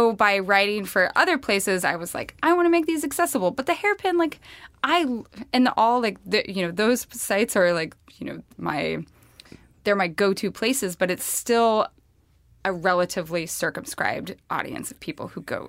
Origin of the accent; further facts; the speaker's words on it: the West, United States; I'm from the West.